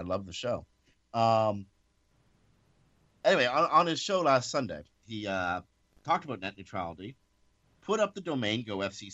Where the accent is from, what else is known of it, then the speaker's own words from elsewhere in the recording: Canada; we're Canadian